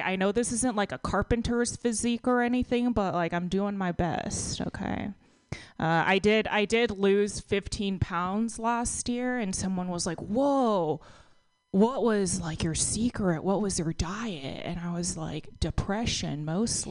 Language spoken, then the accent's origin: English; Texas, United States; now in California, United States; I grew up in a pretty conservative town in Texas